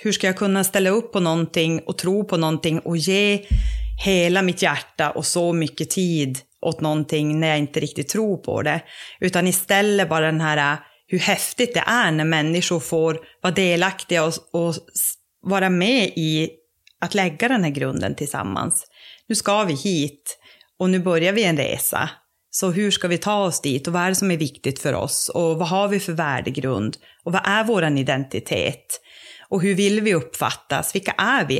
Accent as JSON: {"language": "Swedish", "town": "Råneå", "region": "Norrbotten County", "country": "Sweden", "tie": "born or raised there", "also_born_or_lived": "Luleå", "said": "kommer ursprungligen från Råneå där jag är uppvuxen"}